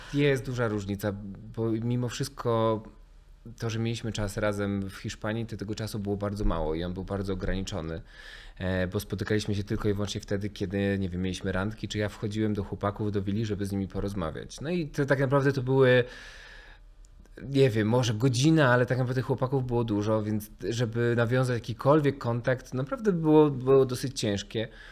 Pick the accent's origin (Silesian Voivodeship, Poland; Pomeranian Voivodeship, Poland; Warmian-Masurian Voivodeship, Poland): Warmian-Masurian Voivodeship, Poland; Mikołajki; moved away; pochodzę z małej miejscowości